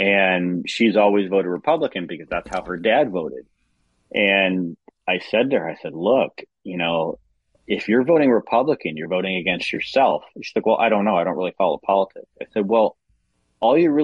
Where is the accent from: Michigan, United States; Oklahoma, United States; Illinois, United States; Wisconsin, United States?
Illinois, United States; in my home state, Illinois